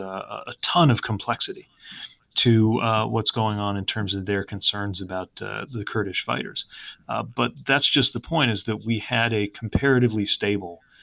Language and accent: English; Indiana, United States; I'm from Indiana